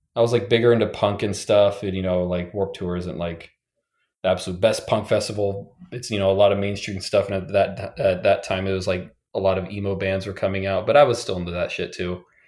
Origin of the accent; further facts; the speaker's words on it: western Nebraska, United States; moved away; also born or lived in Pacific Northwest; I grew up in Nebraska, um, on the western part of Nebraska